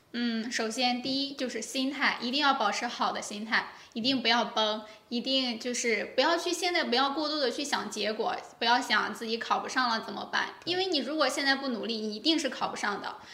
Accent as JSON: {"language": "Chinese", "town": "Heze", "region": "Shandong", "country": "China", "said": "我来自山东菏泽"}